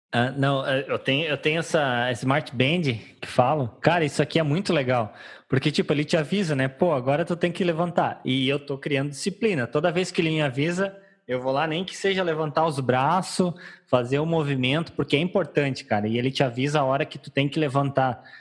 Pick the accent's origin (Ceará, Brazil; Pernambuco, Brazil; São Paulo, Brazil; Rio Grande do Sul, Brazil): Rio Grande do Sul, Brazil; eu não sou gaúcho que toma chimarrão no verão